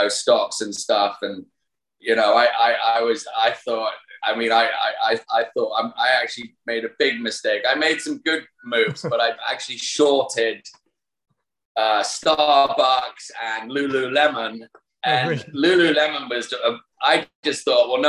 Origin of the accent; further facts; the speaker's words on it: United Kingdom; moved away; Being a Brit